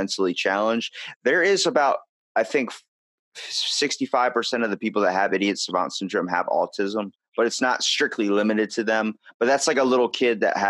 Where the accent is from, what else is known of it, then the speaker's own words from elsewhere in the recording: Ocean City, Maryland, United States; I'm from Ocean City. So we have the bay on one side and the ocean on the other.